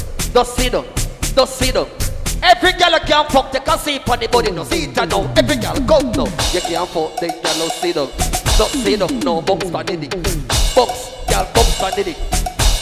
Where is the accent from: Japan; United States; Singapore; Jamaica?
Jamaica; accent: Jamaican; I'm not American, I can't speak American. I'ma try my best, but I'ma give it a straight Jamaican shit